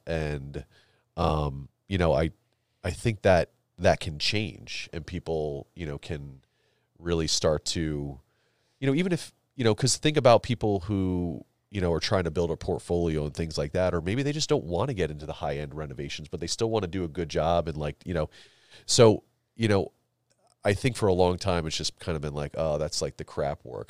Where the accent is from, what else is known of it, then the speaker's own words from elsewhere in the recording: Connecticut, United States; I grew up in Connecticut, so, like, uh, there were a lot of lotta, like, prep schools we played